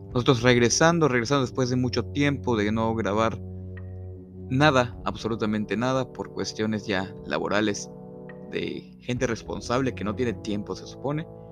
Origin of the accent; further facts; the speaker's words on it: Mexico; todos hemos estado expuestos como mexicanos a ciertas creencias y tradiciones